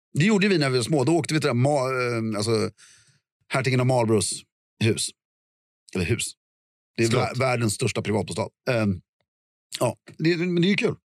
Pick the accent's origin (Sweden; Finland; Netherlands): Sweden; som svensk